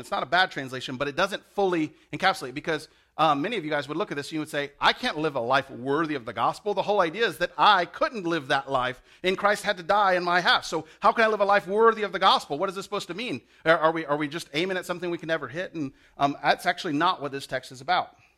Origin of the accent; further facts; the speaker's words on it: the South, United States; I'm from the South. We say "y'all."